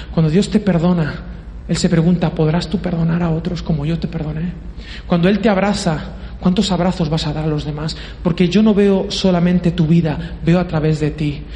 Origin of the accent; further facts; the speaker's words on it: Valencian Community, Spain; soy valenciano y soy así, de Poble